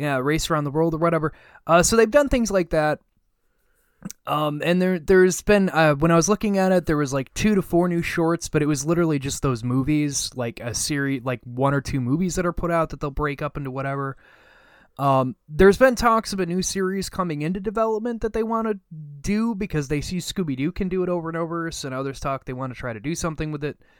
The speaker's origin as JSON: {"language": "English", "country": "United States", "said": "I'm an American."}